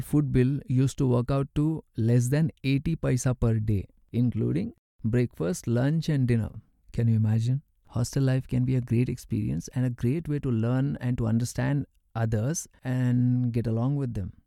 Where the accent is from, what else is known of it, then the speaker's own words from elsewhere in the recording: Krishnarajpet, Karnataka, India; I went to K R Pet to pursue further education at Municipal High School. I was very happy to be back to my hometown.